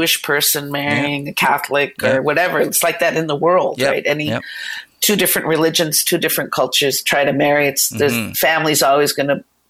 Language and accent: English; Toronto, Ontario, Canada; we were raised in Toronto.